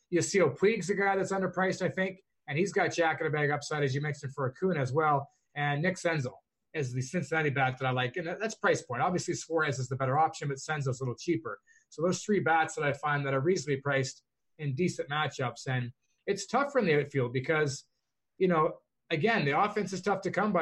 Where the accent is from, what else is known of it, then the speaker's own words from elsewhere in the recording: Canada; I'm Canadian.